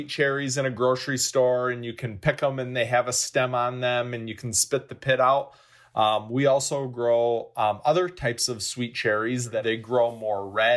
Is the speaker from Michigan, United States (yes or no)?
yes; northern Michigan, United States; we're proud to call my hometown the cherry capital of the world